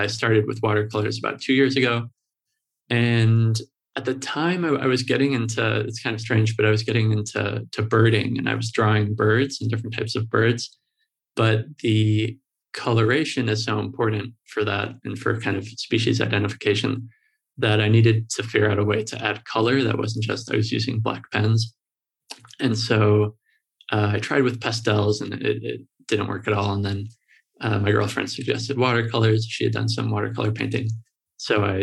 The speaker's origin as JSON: {"language": "English", "town": "Chicago", "region": "Illinois", "country": "United States", "tie": "born or raised there", "said": "I'm in Chicago and I grew up in Chicago, was born here. I grew up on the north side and in the neighborhoods of Lakeview and Lincoln Park."}